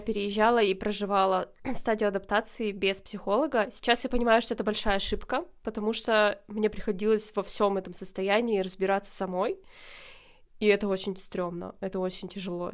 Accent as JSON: {"language": "Russian", "town": "Dobryanka", "region": "Perm Krai", "country": "Russia", "tie": "born or raised there", "moved": "as an adult", "lives_now": "Kraków, Poland", "said": "Хотя я вообще родилась не в Перми, я родилась в Добрянке. Это очень маленький"}